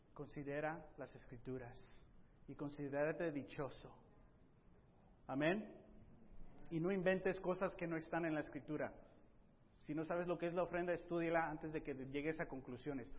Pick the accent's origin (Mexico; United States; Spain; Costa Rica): United States; I'm an American.